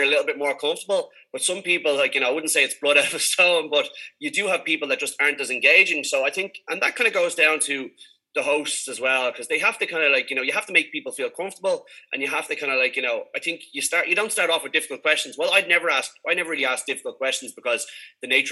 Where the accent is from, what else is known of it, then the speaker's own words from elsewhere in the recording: Dublin, Leinster, Ireland; we're both from Dublin